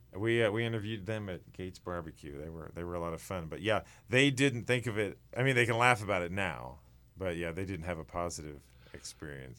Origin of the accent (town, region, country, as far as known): Sedalia, Missouri, United States; born or raised there